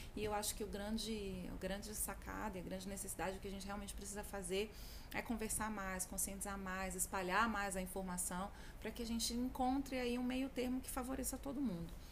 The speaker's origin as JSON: {"language": "Portuguese", "town": "Brasília", "region": "Federal District", "country": "Brazil", "tie": "born or raised there", "said": "Sou brasiliense, nascida e criada aqui. Não só em Brasília, mas no plano piloto"}